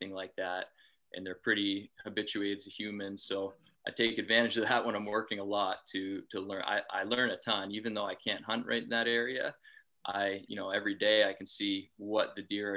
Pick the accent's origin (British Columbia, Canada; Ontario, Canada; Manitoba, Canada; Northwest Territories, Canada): Ontario, Canada; southwestern; I'm from Ontario, Canada, in the southwest portion of the province